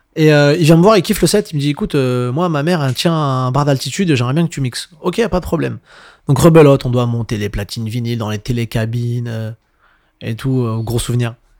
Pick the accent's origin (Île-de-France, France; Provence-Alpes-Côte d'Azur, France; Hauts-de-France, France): Île-de-France, France; Montreuil; je viens de Montreuil